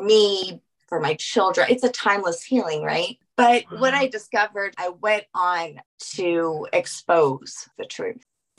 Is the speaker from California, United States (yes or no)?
no; Colorado, United States; also born or lived in New Orleans, Louisiana; We're the only ones that moved this far west. So, and I'm grateful that I grew up here in Colorado.